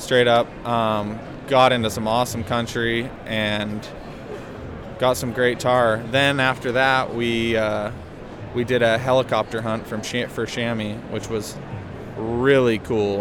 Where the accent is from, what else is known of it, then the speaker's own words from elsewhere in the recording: Heber, Utah, United States; also born or lived in Pleasant Grove, Utah; I grew up in Heber, and currently I'm living in Pleasant Grove